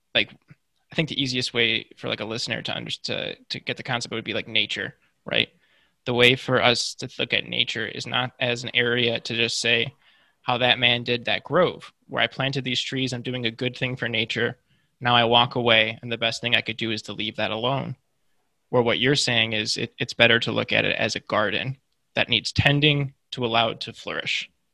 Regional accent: Midwest, United States; I'm from the Midwest, and I grew up. I, I lived for several years, like surrounded by cornfields.

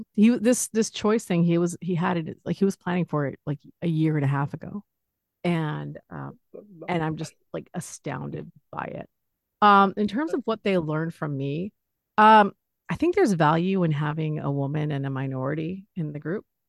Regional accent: Los Angeles, California, United States; I'm from Los Angeles

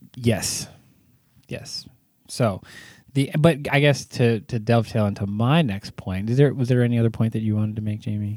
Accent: California, United States; I was from California

